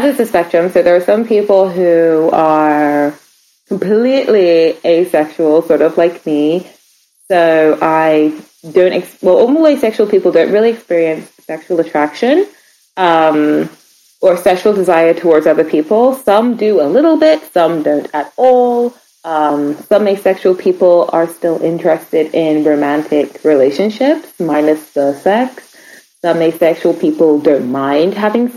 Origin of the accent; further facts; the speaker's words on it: Reading, South East England, United Kingdom; I'm from Reading, Berkshire in England.